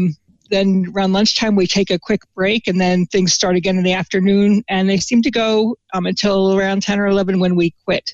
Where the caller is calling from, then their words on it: Southampton, New Jersey, United States; From my house, which is Monkey's House in Southampton, New Jersey. That's the southern part of New Jersey.